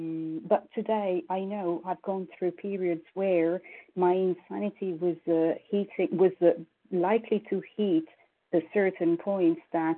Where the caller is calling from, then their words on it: Paris, Île-de-France, France; I'm calling from Paris, France.